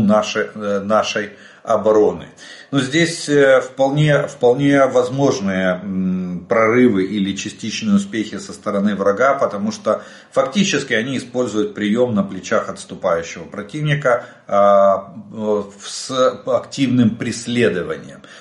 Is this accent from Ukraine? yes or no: yes; Ukraine; мы из Украины